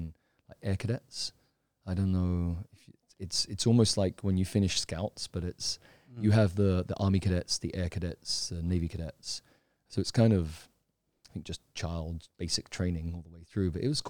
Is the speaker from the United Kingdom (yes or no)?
yes; London, United Kingdom; now in Thailand; I'm from London, UK originally. I came to Thailand originally, I think I was about 17 or 18, I came for vacation.